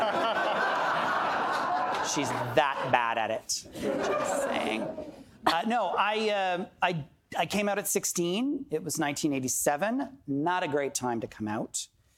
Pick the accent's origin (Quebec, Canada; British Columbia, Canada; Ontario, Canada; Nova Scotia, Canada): Ontario, Canada; Toronto; born and raised in Toronto.